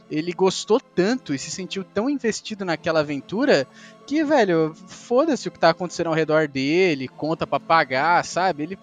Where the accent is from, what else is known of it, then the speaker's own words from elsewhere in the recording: Brazil; Nós somos brasileiros